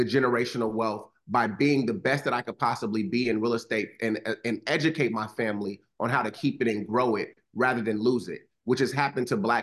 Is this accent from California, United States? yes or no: yes; Los Angeles, California, United States; grew up in Los Angeles